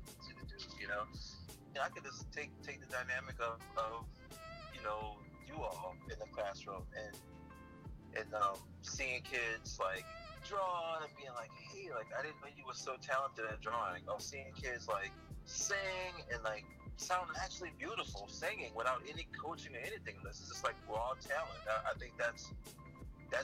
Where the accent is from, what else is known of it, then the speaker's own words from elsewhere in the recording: New Orleans, Louisiana, United States; I grew up in New Orleans where there was art all around me